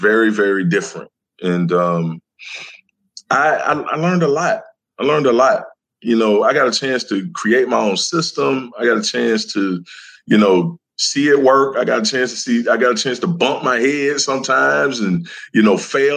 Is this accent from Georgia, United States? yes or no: yes; Decatur, Georgia, United States; I'm from Decatur, Georgia